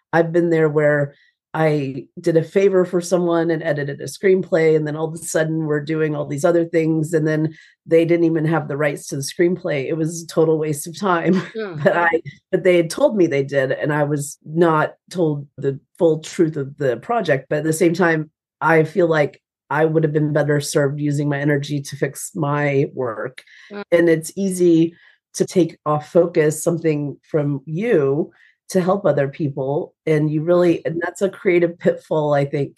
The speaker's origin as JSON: {"language": "English", "town": "Atlanta", "region": "Georgia", "country": "United States", "moved": "yes", "lives_now": "Nashville, United States", "said": "I'm from Atlanta, Georgia, and I have a Southern mother"}